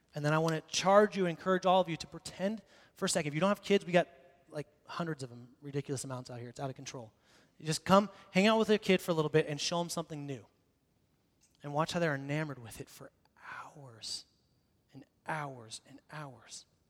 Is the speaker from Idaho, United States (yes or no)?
yes; Boise, Idaho, United States; I grew up in Boise, downtown here, and so I went to the same school, Longfellow Elementary, then North Junior High, and then Boise High School